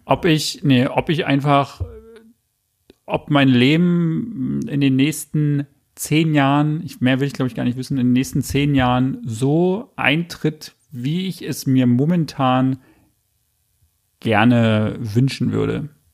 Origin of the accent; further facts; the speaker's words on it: Berlin, Germany; also born or lived in Australia; Ich bin im Juli geboren, in West-Berlin, bin nach Ost-Berlin gezogen, bin in Köpenick dann eigentlich aufgewachsen